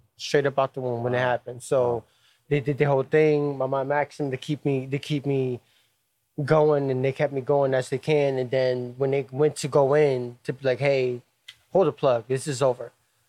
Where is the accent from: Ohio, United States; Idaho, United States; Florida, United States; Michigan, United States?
Ohio, United States; Cleveland; Born and raised in Cleveland at Cleveland Metro Health Center. I was born in 88.